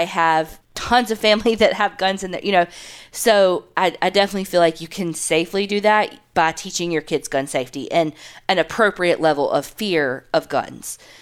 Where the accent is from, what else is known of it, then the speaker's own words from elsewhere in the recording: the South, United States; we grew up in the South.